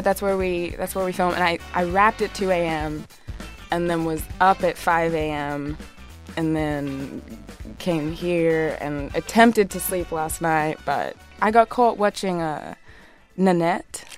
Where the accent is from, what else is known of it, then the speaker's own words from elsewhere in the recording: Australia; moved away as an adult; also born or lived in Montreal; growing up in Australia